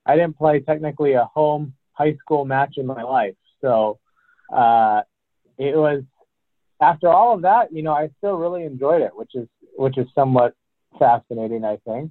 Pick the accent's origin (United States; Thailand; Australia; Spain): United States; Hawaii; moved away; I grew up in Hawaii